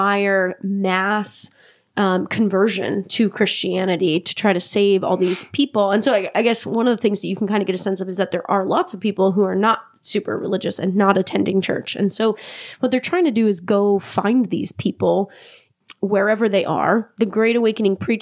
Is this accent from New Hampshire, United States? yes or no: yes; New Hampshire, United States; I grew up in New Hampshire